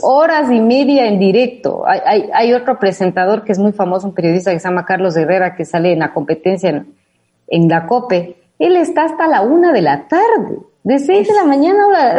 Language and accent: Spanish; Ecuador; accent: Ecuadorian; moved away as an adult; now in Madrid, Spain; con mi acento latinoamericano, de lo cual me siento muy claro, como ecuatoriana y con este acento ecuatorianada de lo que soy